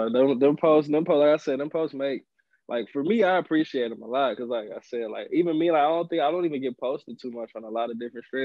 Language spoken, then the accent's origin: English; Milwaukee, Wisconsin, United States; born or raised there; also born or lived in Rockford, Illinois